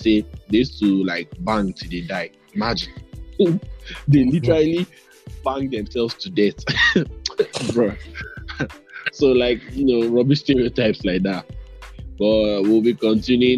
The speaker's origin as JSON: {"language": "English", "country": "Nigeria", "said": "I'm Nigerian"}